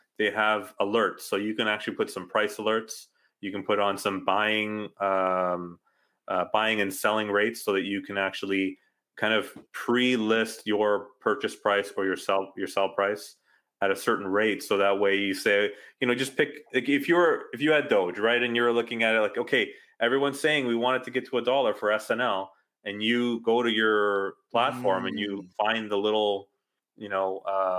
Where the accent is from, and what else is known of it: Canada